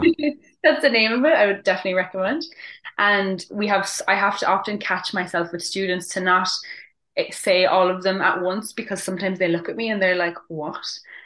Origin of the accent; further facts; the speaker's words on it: Limerick, Munster, Ireland; moved away as an adult; now in Spain; I'm from Limerick, which is in the southwest. It's about 2.5 hours away from Dublin.